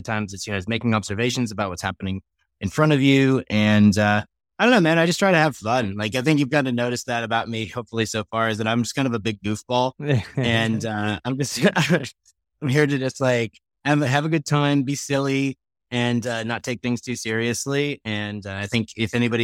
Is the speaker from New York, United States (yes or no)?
yes; New York, United States; born or raised there; now in Colorado, United States